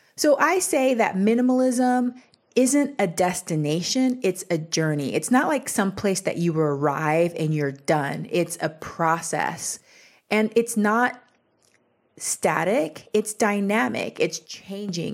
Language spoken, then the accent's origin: English; Texas, United States; I grew up in Texas, which is the land of bigger is better.